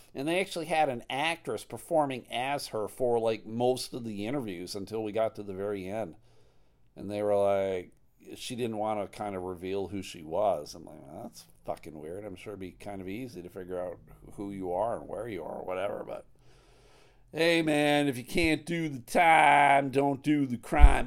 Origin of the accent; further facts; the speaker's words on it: Clarence, New York, United States; moved away; also born or lived in Buffalo, New York / Massachusetts; I grew up right outside of Buffalo in Clarence, New York